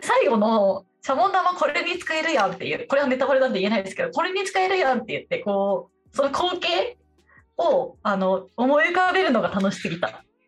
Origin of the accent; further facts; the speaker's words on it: Japan; also born or lived in Tokyo; 東京生まれベッドタウン育ちなんで